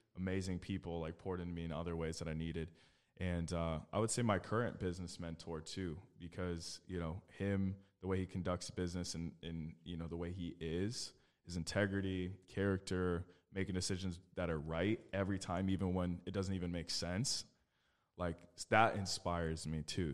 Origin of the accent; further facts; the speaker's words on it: Phoenix, Arizona, United States; I was born and raised in Phoenix, Arizona.